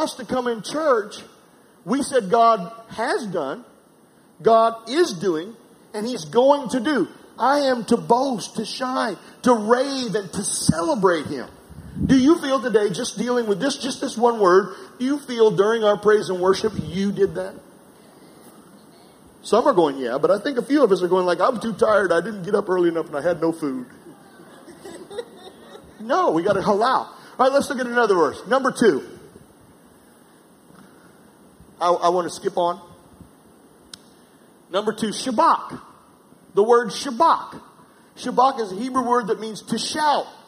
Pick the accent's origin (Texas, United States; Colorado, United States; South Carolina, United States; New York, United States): South Carolina, United States; I'm from South Carolina